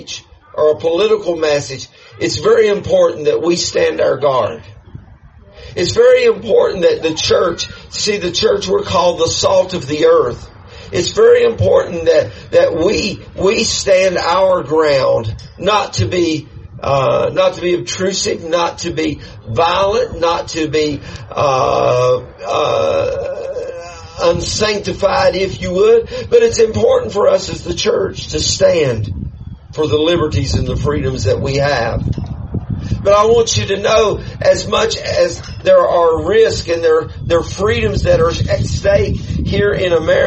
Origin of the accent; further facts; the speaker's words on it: United States; I'm American